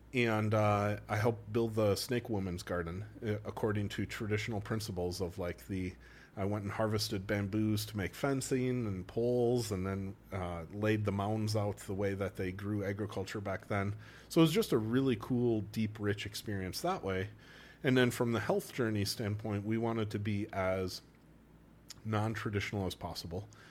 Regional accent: Wausau, Wisconsin, United States; accent: Wisconsin; moved away as an adult; also born or lived in North Carolina / Milwaukee / Eau Claire / Saint Louis; when I was six, we moved to Wausau, which is the center of the state

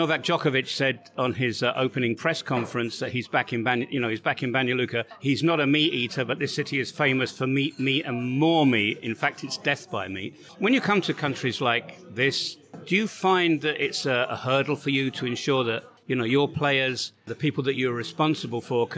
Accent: United Kingdom; being British

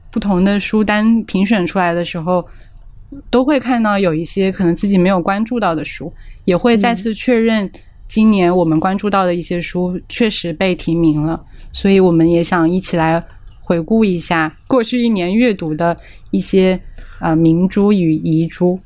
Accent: Jiangxi, China; accent: Mandarin (no dialect); first language Mandarin; 我自己是出生在一个说普通话的家庭，我没有在这种方言的背景中长大，我妈妈是播音员嘛，然后江西又是一个推广普通话做得特别成功的一个省份

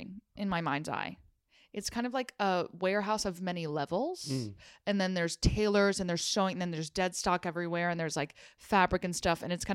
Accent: New Jersey, United States; I'm from New Jersey

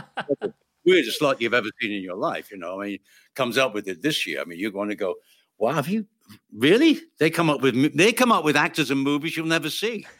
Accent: United Kingdom; I'm British

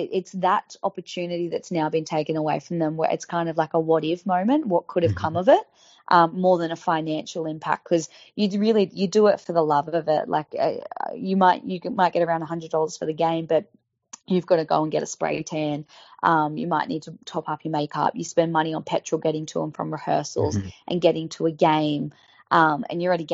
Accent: Sydney, New South Wales, Australia; I'm from the Shire, but I went to the Bulldogs

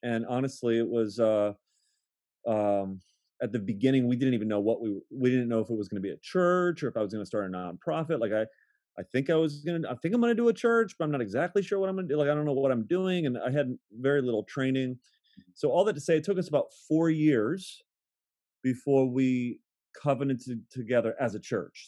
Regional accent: Akron, Ohio, United States; moved away as an adult; now in Baltimore, United States; I am born and raised in Akron, Ohio

